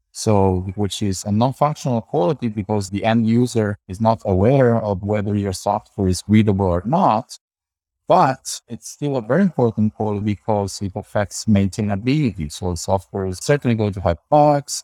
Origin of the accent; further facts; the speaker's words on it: Campania, Italy; also born or lived in Santa Cruz, California, United States; I was born here in Middle, in Southern Italy, and I did most of my studies here in University of Salerno, that's in the south of Italy.